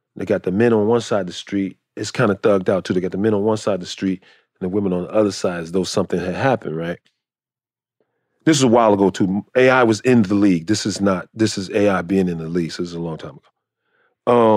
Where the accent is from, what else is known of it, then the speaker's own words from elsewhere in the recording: Chicago, Illinois, United States; moved away; I'm from Chicago.